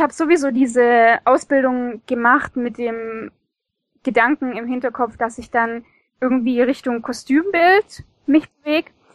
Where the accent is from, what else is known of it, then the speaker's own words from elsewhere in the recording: Stuttgart, Baden-Württemberg, Germany; Ich bin aus Stuttgart und in Stuttgart.